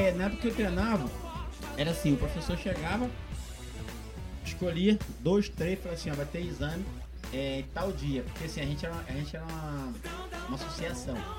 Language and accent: Portuguese; Rio de Janeiro, Brazil; moved away as an adult; now in Uberaba, Brazil; eu sou natural do Rio de Janeiro